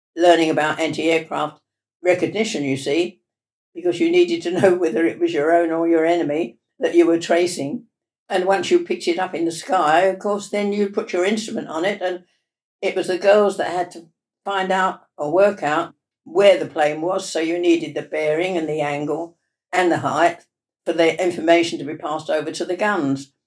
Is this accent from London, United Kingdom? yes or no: yes; Ilford, London, United Kingdom; I was born in Ilford, in Essex.